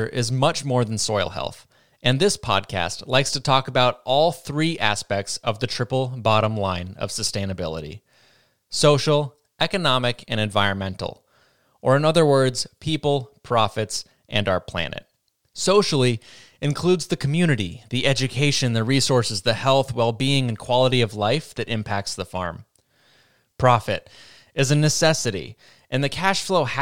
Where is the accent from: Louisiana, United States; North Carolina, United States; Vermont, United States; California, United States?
Vermont, United States; I'm from Vermont, and the Northeast is made up of mostly small farms